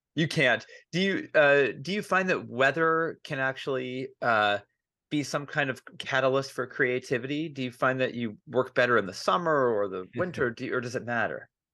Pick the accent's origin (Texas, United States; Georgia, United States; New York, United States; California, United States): California, United States; I'm from California